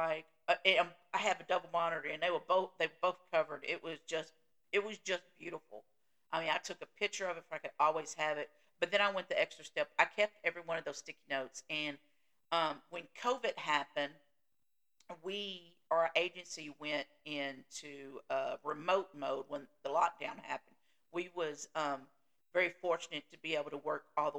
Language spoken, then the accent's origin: English; the South, United States; I'm from the South